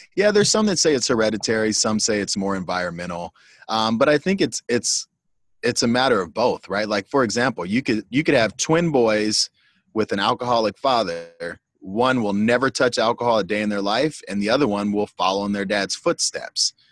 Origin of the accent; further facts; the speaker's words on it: Pasadena, California, United States; also born or lived in Iowa; I'm born and raised in Pasadena, except for a four year stint out in Iowa for college.